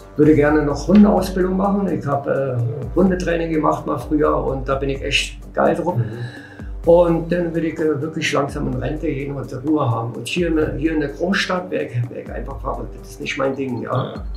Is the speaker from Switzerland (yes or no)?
no; Bavaria, Germany; now in Berlin, Germany; ich bin in Bayern in ein Dorf groß geworden